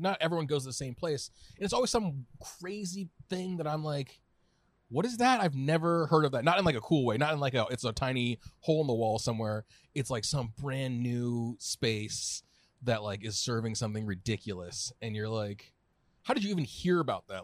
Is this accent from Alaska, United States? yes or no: no; Southern California, United States; also born or lived in Orange County / Berkeley; now in San Francisco, United States; I'm a lifelong Californian. I grew up in Southern California.